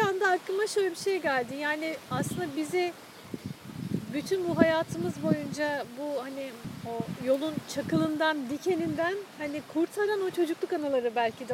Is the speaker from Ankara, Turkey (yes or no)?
no; Istanbul, Turkey; benim de çocukluğum Bakırköy'de geçti